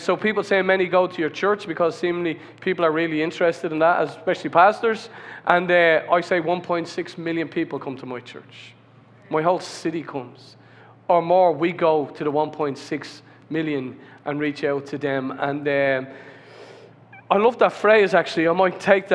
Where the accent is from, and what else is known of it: Ireland